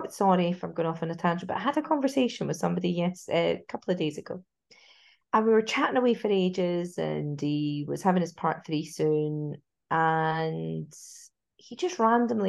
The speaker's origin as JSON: {"language": "English", "region": "Scotland", "country": "United Kingdom", "moved": "yes", "lives_now": "Wirral, United Kingdom", "said": "I'm from Scotland"}